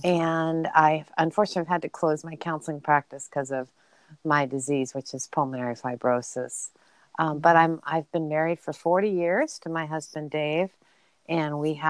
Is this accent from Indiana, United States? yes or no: no; Burbank, California, United States; I actually grew up in Southern California, so near Los Angeles. I was in a suburb in Los Angeles, and it was great. I lived in a city called Burbank